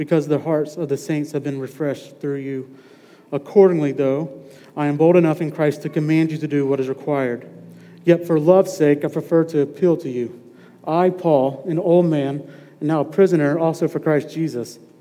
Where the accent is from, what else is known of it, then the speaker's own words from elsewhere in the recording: Madison, Mississippi, United States; also born or lived in Raleigh, North Carolina; I'm originally from here. I'm from Madison. Grew up in Madison